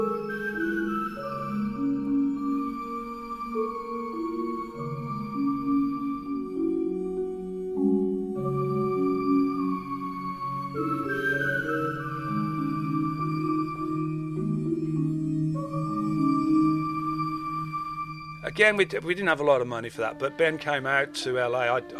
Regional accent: West Midlands, United Kingdom; moved away; growing up in the West Midlands in the 70s and 80s

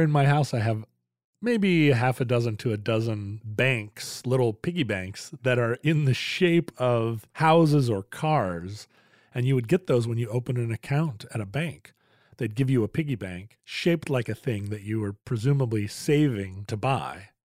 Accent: Alaska, United States; I grew up in Alaska

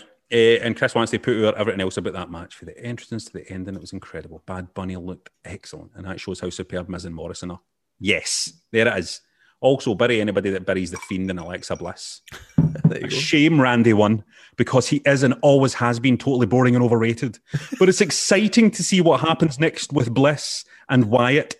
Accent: Scotland, United Kingdom; as a Scottish guy

